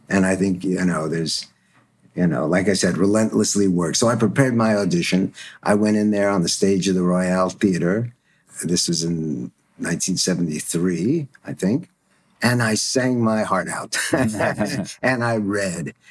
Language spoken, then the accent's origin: English; Stuttgart, Baden-Württemberg, Germany; moved away; I was born in Stuttgart after the war